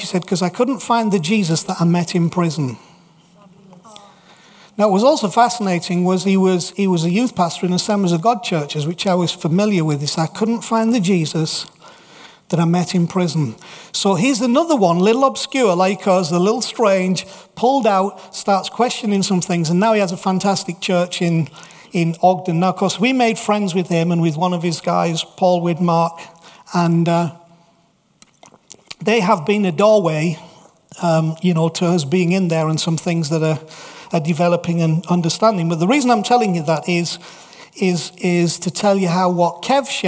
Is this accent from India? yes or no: no; England, United Kingdom; we're English in Salt Lake City